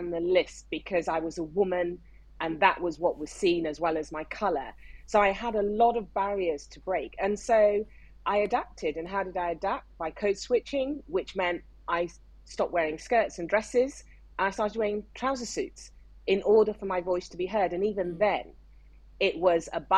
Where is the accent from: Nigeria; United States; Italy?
Nigeria; moved away as an adult; now in United Kingdom; I grew up in Nigeria. Even though I was born in the UK, my family left when I was 5, and I did all my education right up to university degree in Nigeria.